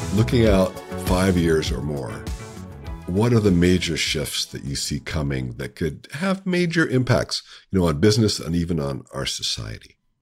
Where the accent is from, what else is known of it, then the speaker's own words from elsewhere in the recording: Appalachia, United States; I grew up in Appalachia